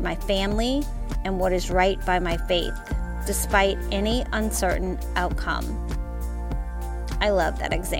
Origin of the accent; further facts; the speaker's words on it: the South, United States; I am from the South. We pronounce things different